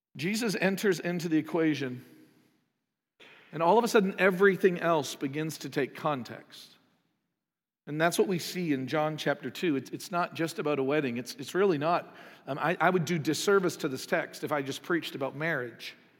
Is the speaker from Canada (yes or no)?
yes; Canada; moved away; I'm from Canada